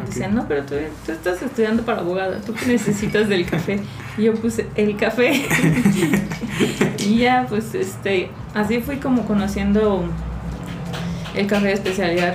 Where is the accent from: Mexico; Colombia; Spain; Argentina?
Mexico; Chilpancingo, Guerrero; moved away as an adult; now in Mexico City, Mexico; yo originalmente soy de Chilpancingo y el hecho de tener que estudiar en la Ciudad de México